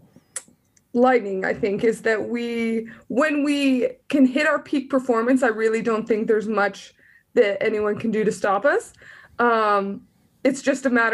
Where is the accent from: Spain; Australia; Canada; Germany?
Canada; southern Alberta; moved away; I'm from Alberta, and southern Alberta